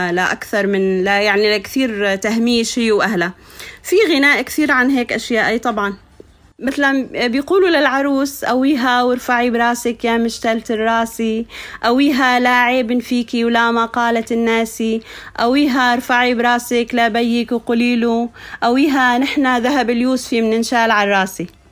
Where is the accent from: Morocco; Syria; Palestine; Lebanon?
Syria; Anz, As-Suwayda Governorate; moved away as an adult; also born or lived in Kuwait / Damascus; انا ربيت بالريف بين مثلا صخور البازلت آه بين الناس الطيبين آه، ضيعتي ضيعتي جدا فيها يعني فلاحين